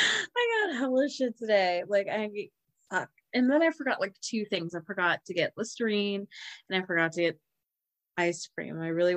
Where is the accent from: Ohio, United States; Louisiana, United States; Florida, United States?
Ohio, United States; Cincinnati; So we're from Cincinnati. And well, I am.